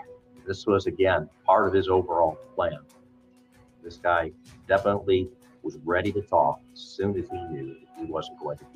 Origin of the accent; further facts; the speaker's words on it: Cleveland, Ohio, United States; We're from the Cleveland.